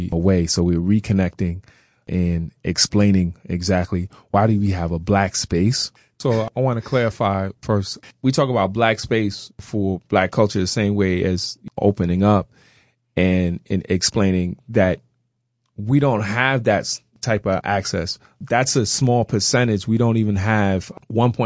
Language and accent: English; New York City, New York, United States; now in Jeffersonville, United States; I grew up in Brooklyn, New York, Crown Heights.